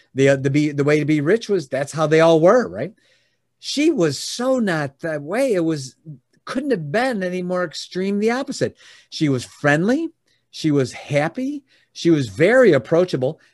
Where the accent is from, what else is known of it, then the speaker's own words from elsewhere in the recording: Oak Brook, Illinois, United States; now in Michigan, United States; I was born and raised in the Chicagoland area, Oldbrook specifically